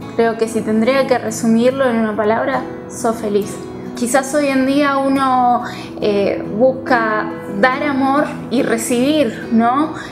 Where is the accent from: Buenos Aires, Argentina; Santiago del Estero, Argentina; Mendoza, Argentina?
Buenos Aires, Argentina; soy de Buenos Aires